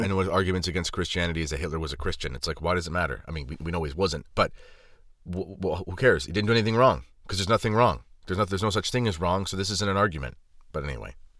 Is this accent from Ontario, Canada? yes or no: yes; Southwestern Ontario, Canada; I'm not from Toronto. I'm from Ontario, and I'm from Southwestern Ontario